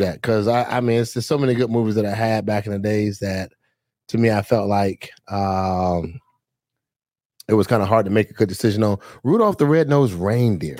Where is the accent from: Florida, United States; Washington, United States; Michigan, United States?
Florida, United States; Fort Lauderdale; I'm from Fort Lauderdale, Florida